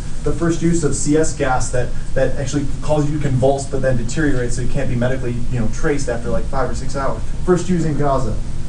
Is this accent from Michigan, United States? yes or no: no; Rochester, New York, United States; from Rochester